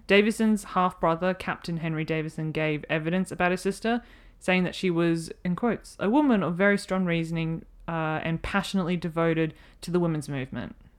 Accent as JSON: {"language": "English", "country": "Australia", "said": "being Australian"}